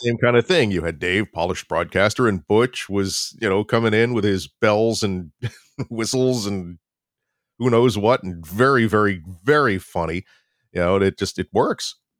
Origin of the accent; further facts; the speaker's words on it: Florida, United States; moved away as an adult; also born or lived in New York; I'm originally from Florida, went, moved up to New York to go to college